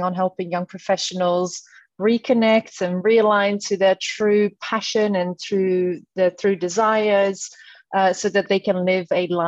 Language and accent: English; Netherlands; moved away as an adult; now in London, United Kingdom; I'm born and raised in the Netherlands, 32 years old, been a Londoner since 2015